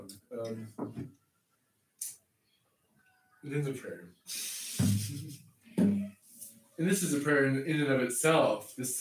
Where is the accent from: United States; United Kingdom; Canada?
Canada; I grew up in Canada